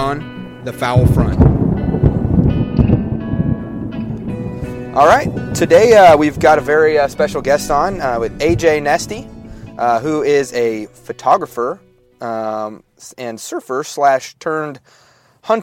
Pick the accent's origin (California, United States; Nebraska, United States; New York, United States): Nebraska, United States; I'm from Nebraska.